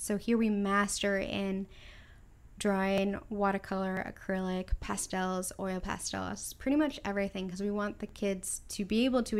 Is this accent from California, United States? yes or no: yes; California, United States; I'm from California, you know.